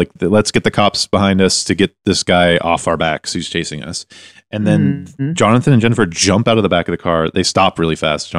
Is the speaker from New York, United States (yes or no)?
yes; New York, United States; I'm from New York, America.